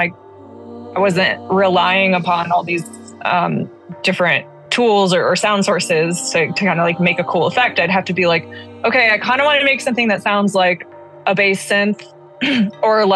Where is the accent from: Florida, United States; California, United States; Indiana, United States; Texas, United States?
California, United States; Alameda; I grew up in Alameda, California, which is like a former naval base as well